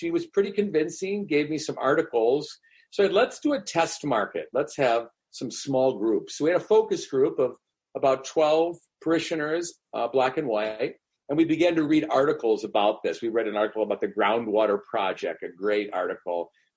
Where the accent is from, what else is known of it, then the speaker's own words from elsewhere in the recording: Cleveland, Ohio, United States; So when I grew up on the West Side, never saw a black person growing up, went to Ignatius.